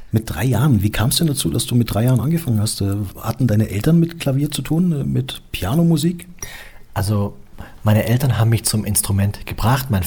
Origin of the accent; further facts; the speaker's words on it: Stuttgart, Baden-Württemberg, Germany; also born or lived in England; also ich bin in Deutschland geboren, in Stuttgart und da bin ich aufgewachsen